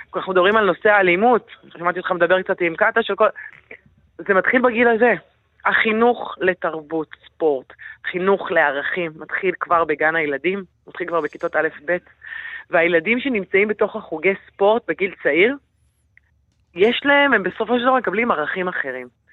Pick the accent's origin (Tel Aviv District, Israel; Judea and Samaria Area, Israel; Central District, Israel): Central District, Israel; Yehud-Monosson; אני באה מיהוד מונוסון